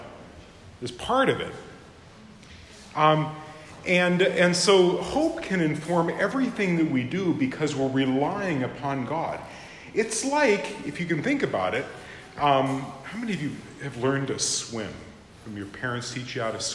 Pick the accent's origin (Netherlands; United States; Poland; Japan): Japan; my home country of Japan